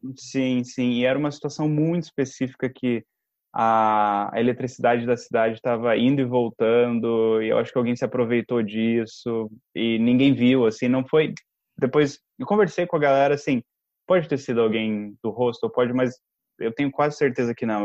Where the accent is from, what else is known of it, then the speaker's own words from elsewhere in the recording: Brazil; also born or lived in São Paulo; a gente é do Brasil